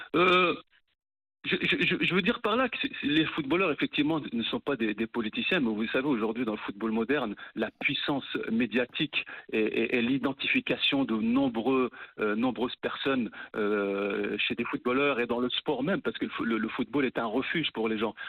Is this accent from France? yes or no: no; Morocco; En tant que Marocain